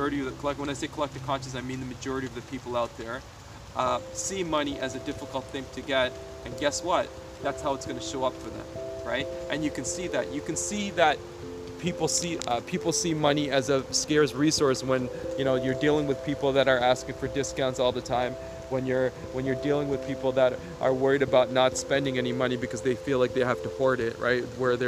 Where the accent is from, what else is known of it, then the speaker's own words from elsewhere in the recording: Sri Lanka; moved away; For some reason, like where I came from, like I came from Sri Lanka, and in Sri Lanka, you know, we always had land.